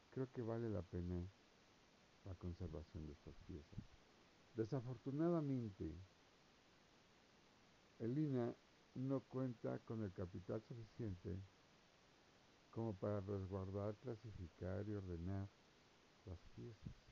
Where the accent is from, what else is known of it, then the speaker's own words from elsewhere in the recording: Mexico; O sea, yo digo, soy mexicano, me gusta la arqueología